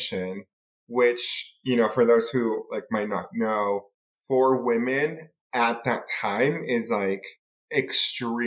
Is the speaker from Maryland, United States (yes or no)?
no; Arizona, United States; moved away as an adult; also born or lived in Tucson, Arizona / Mexico City, Mexico / Provo, Utah / Utah; we moved to Arizona, and that's kind of where I grew up, was in Arizona. And I did like the majority of elementary school, junior high school, before moving back to Utah for college